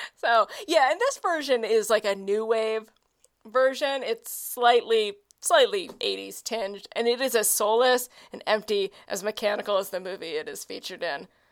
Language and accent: English; Oklahoma City, Oklahoma, United States; my hometown of Oklahoma City